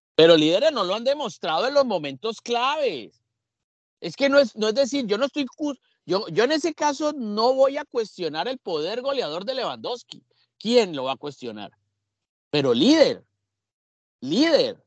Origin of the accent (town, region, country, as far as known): Colombia